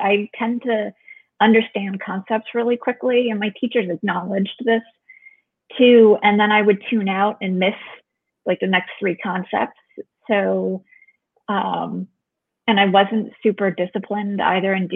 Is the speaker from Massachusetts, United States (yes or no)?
yes; Westborough, Massachusetts, United States; also born or lived in Grafton, Massachusetts; I grew up in a number of different places, but I was born in Grafton, Massachusetts